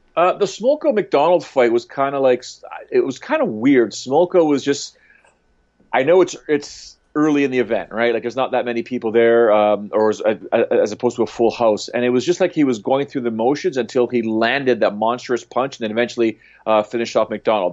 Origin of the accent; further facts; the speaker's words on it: Canada; being a Canadian